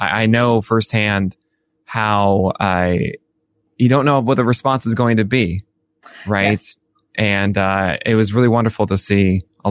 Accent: New York, United States; my hometown

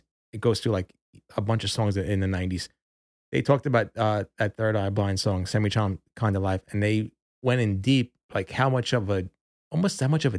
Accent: Long Island, New York, United States; we're from Long Island

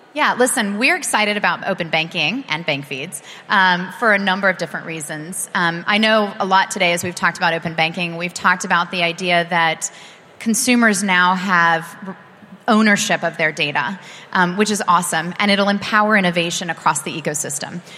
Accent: United States; as an American

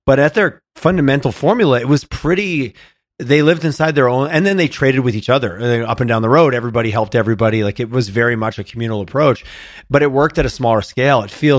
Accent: Quebec, Canada; What's interesting, growing up in Southern Quebec, like I said, the standard footprint of a farm, which has grown, but it was 100 acres.

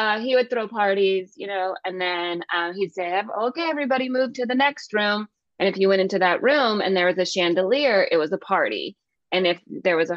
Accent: Calhoun, Georgia, United States; also born or lived in Northern California; from Calhoun, where sure, I grew up.

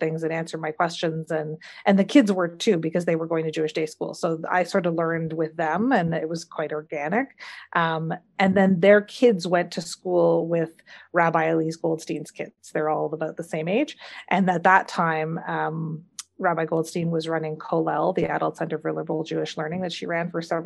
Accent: Sudbury, Ontario, Canada; I grew up here, where there are not very many Jews

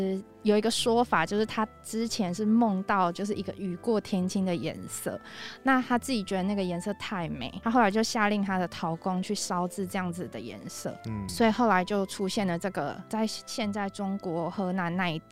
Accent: Taiwan; moved away as an adult; now in Seoul, South Korea; 我是台湾人。

